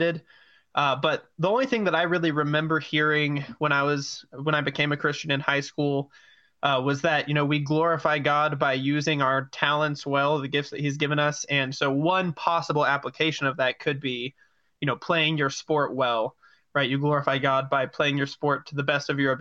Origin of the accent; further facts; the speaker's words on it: Albuquerque, New Mexico, United States; I'm from Albuquerque, New Mexico